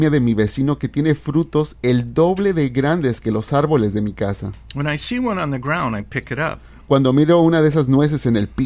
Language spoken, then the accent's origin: Spanish; Guatemala; now in United States; Después con el tiempo me vine de Guatemala a los Estados Unidos, ya hace como 30 años.